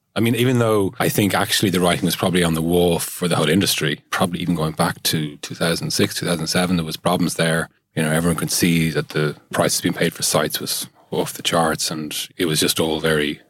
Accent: Dublin, Leinster, Ireland; Yeah, I grew up in Glenageary in South Dublin. I'm the youngest of 4 boys

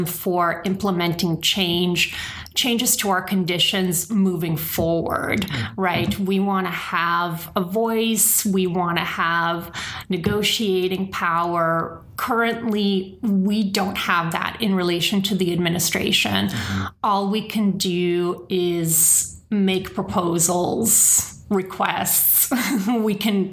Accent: the Bay Area, California, United States; I'm from the Bay Area. This is very much my home

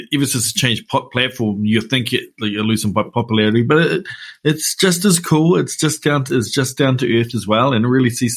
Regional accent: Hamilton, Waikato, New Zealand; I'm from the Tron.

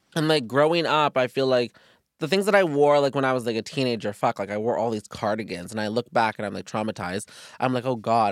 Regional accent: Virginia, United States; me and my brother were adopted together, we're from Virginia

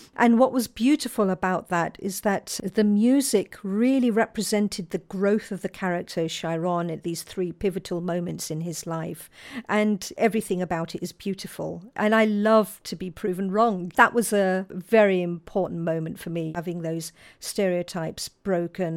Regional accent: London, United Kingdom; I was born and brought up in Balham in southwest London

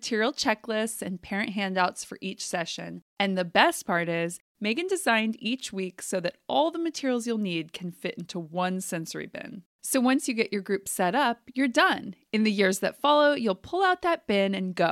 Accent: Fresno, California, United States; also born or lived in Texas; I grew up in Fresno and in the summers, it would get up over 110

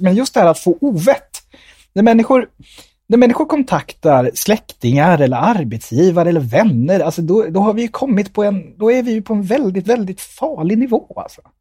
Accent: Nyköping, Södermanland, Sweden; also born or lived in India; om de frågar var jag kommer ifrån, när jag säger Nyköping

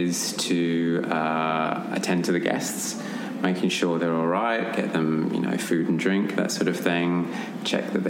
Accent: Australia; I'm Australian, so obviously growing up in Australia, watching Prisoner

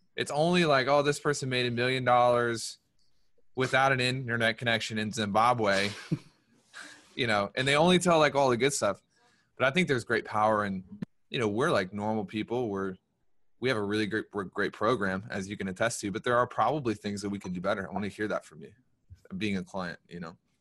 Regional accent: the South, United States; we're from the South

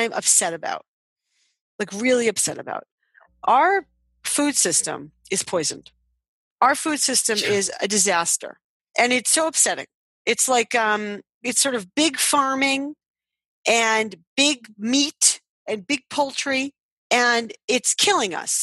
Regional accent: Boston, Massachusetts, United States; I'm from Boston

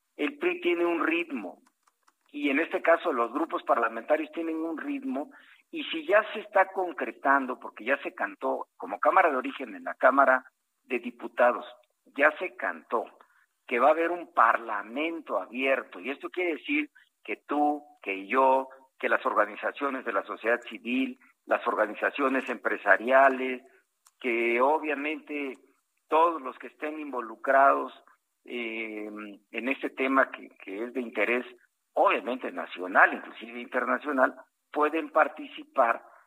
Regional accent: Costa Chica of Guerrero, Mexico; soy costeño, de la costa chica de Guerrero

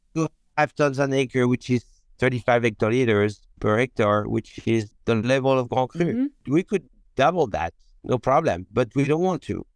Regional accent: Beaune, Bourgogne-Franche-Comté, France; English is a second language; moved away as an adult; now in Oregon, United States; I'm from Beaune, and my wife is from Dijon

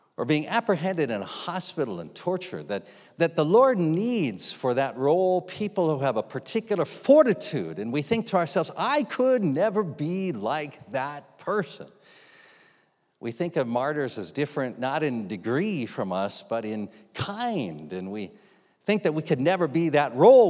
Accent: United States; we're from America, the land of the free and the home of the very rich Christians

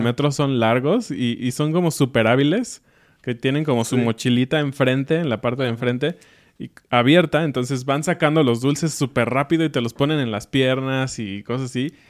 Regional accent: Mexico City, Mexico; now in Querétaro, Mexico; Somos de corazón de Ciudad de México, pero ahora vivimos en Querétaro

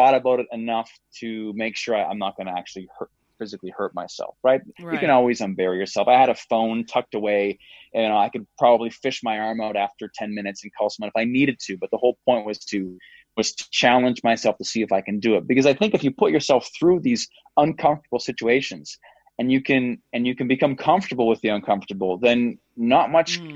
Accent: Canada; I'm Canadian

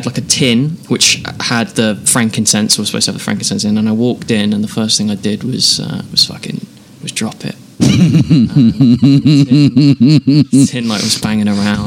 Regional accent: England, United Kingdom; also born or lived in Luton; now in Los Angeles, United States; I grew up in the British countryside.

